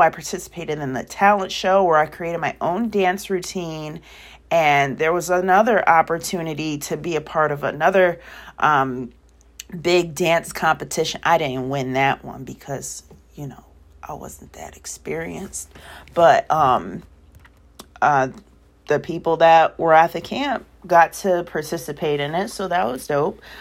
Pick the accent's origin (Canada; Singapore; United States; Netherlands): United States; Waterbury, Connecticut; also born or lived in California; I was born in California, raised in Connecticut.